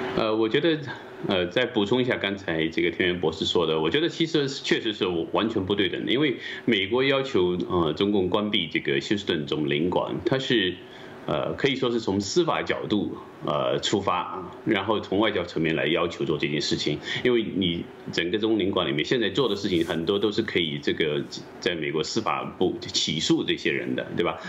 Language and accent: Chinese; China; 我们中国人民